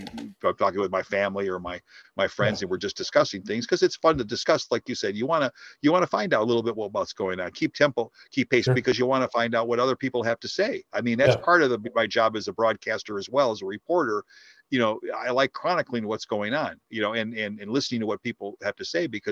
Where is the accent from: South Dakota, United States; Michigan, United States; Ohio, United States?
Michigan, United States; Dearborn; I graduated from high school, Dearborn High, born and raised in Dearborn in 1971